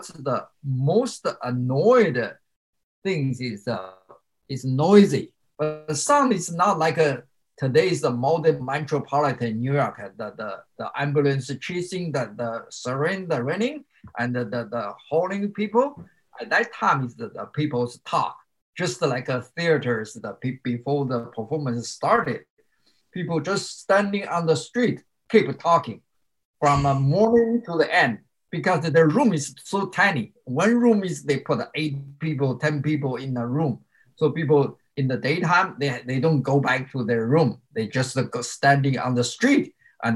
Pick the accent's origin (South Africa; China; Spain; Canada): China; English is a second language; moved away as an adult; now in United States; my academic achievement in China is pretty good